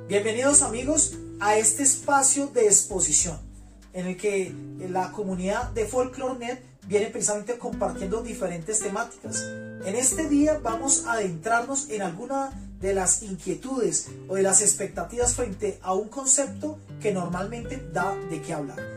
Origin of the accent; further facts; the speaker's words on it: Bogotá, Colombia; now in Facatativá, Colombia; habito en el municipio de Facatativá, soy bogotano